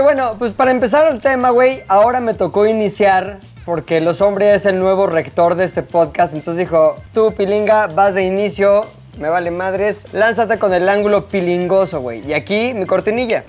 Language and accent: Spanish; Mexico; los mexicanos somos muy mexicanos